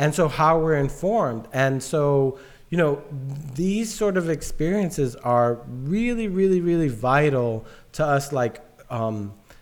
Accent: New York City, New York, United States; a kid from the South Bronx

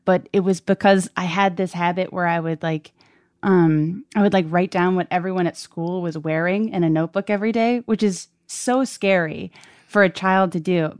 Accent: Brockton, Massachusetts, United States; moved away; I'm from Brockton, Massachusetts.

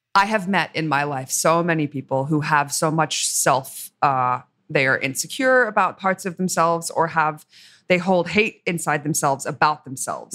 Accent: Australia; I'm Australian

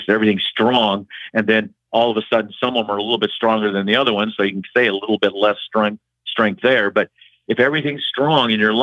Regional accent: Waterloo, Iowa, United States; Waterloo, my hometown

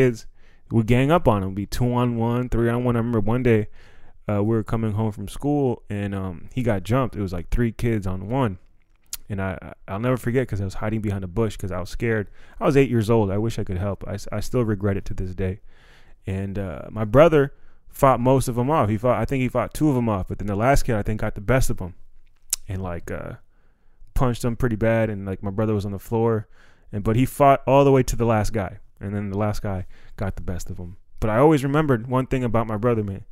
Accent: Silver Spring, Maryland, United States; we grew up in Silver Spring

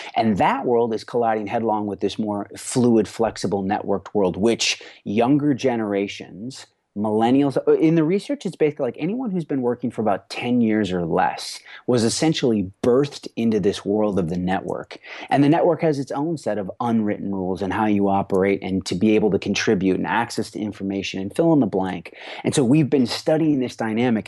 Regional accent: Rochester, Minnesota, United States; now in Los Angeles, United States; I grew up on a fourth generation farm in southern Minnesota

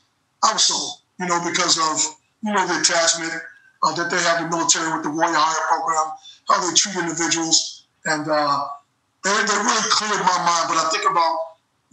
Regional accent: Jackson, Mississippi, United States; moved away; I'm from Jackson, Mississippi

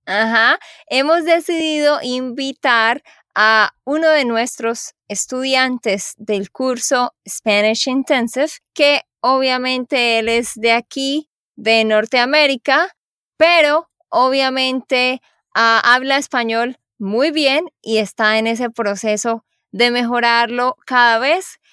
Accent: Santander, Colombia; de Santander, Colombia

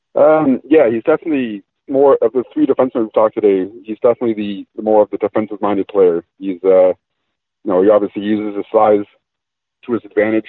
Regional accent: Ontario, Canada; I grew up in Ontario watching the Leafs

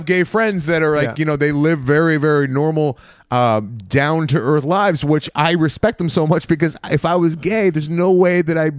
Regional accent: West Coast, United States; I was born on the West Coast

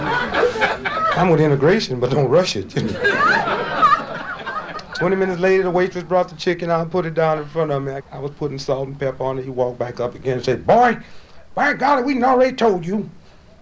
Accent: St. Louis, Missouri, United States; Born and raised in St. Louis, Missouri

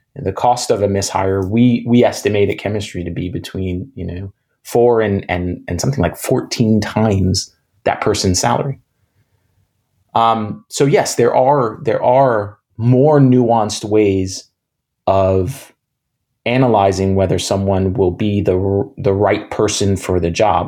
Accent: New York City, New York, United States; I grew up in New York City, in Manhattan, um, in the 80s and 90s

